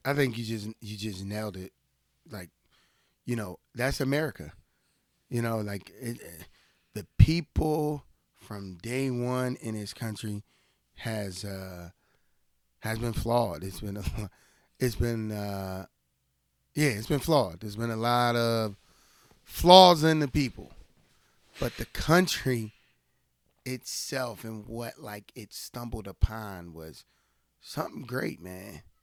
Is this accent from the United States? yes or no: yes; United States; me as an American